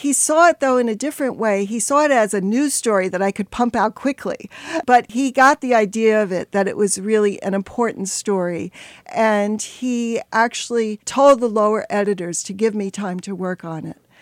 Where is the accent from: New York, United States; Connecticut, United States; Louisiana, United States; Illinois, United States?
New York, United States; New York City; I grew up in the Bronx